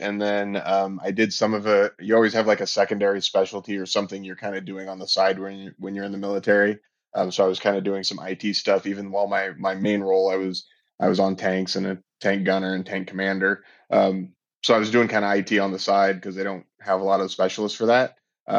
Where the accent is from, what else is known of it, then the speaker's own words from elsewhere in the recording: Portland, Oregon, United States; So I grew up in the Pacific Northwest in Oregon, Portland specifically.